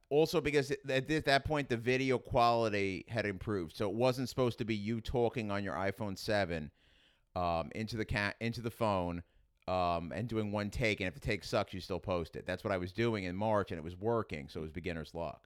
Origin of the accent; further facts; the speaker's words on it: New York City, New York, United States; accent: Queens; also born or lived in Staten Island / Manhattan; I grew up in Queens